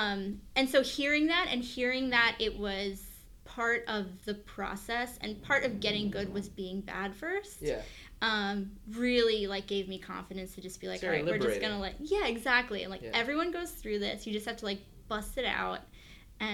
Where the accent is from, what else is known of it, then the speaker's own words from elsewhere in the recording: Long Island, New York, United States; I grew up on Long Island